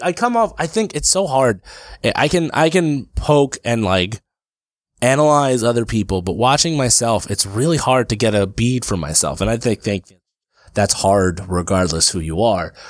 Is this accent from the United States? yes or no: yes; Brick, New Jersey, United States; also born or lived in Passaic, New Jersey / Lyndhurst, New Jersey; my hometown of Brick